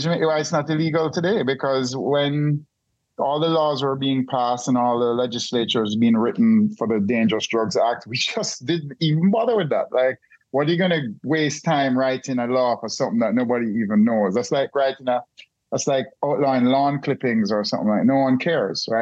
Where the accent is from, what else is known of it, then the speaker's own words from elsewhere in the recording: Jamaica; I'm Jamaican